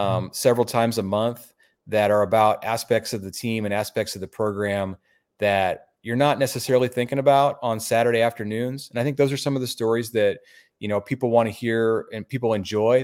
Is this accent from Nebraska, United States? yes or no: yes; Omaha, Nebraska, United States; I'm from Omaha, and, uh, Nebraska grad. I've lived here through all my years